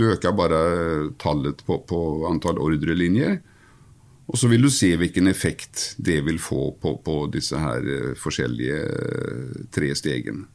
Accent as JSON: {"language": "Norwegian", "country": "Sweden", "also_born_or_lived": "Gothenburg", "second_language": "Norwegian", "moved": "yes", "lives_now": "Norway", "said": "Som ni hører, så er jeg jo fra Sverige"}